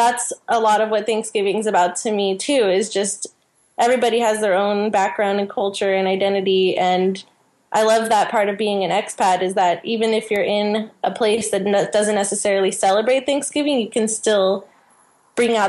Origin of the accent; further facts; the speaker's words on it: California, United States; moved away as an adult; also born or lived in south of France; now in France; I'm from California, and now I'm living in the south of France.